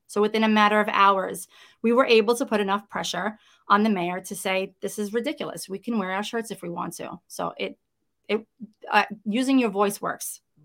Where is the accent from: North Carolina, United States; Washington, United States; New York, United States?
New York, United States; New York City; accent: Brooklyn; I am, uh, born and bred Brooklynite. I grew up in Brooklyn, you know, it's, it's who I am